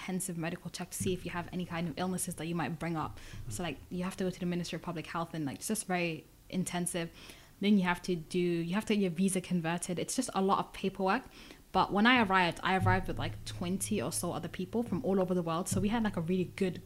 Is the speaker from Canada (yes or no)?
no; United Kingdom; I'm Somali, but I'm British.